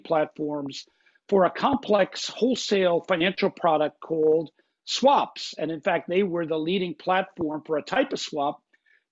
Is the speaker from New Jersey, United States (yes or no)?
yes; Bergen County, New Jersey, United States; I grew up in Bergen County, which is the northeasternmost county in the state, just outside of New York City